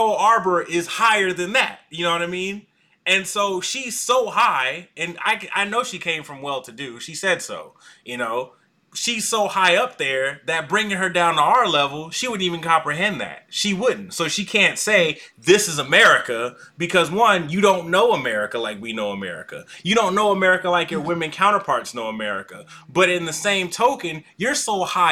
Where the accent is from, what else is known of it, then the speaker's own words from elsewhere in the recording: Stone Mountain, Georgia, United States; also born or lived in Atlanta, Georgia; I was raised in Stone Mountain, Georgia